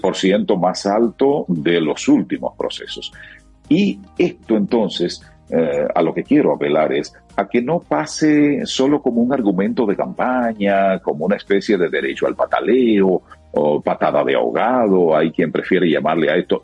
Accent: Dominican Republic

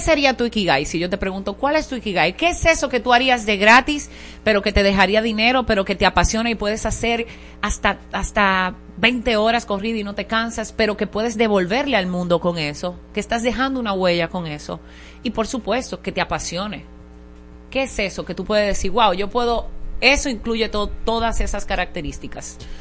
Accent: Higüey, La Altagracia, Dominican Republic; now in Santo Domingo, Dominican Republic; Yo me crié en Higüey, la provincia de Altagracia

